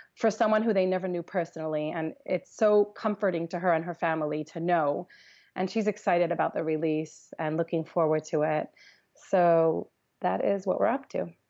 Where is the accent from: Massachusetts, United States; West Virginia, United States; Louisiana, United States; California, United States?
California, United States; Los Angeles; I grew up in Los Angeles